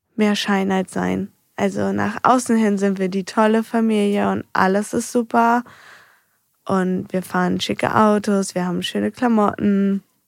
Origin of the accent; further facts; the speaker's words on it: Heinsen, Germany; also born or lived in Andorf; mit vier sind wir von Andorf nach Heinsen gezogen, also umgezogen in mein neues Elternhaus.